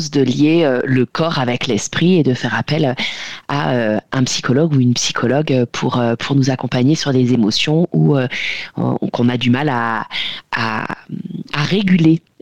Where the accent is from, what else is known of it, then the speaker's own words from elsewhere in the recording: the North, northern France, France; on vient du Nord